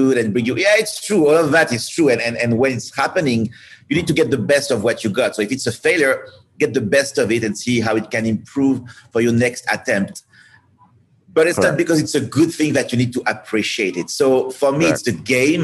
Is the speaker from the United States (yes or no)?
no; France; moved away; I'm coming from France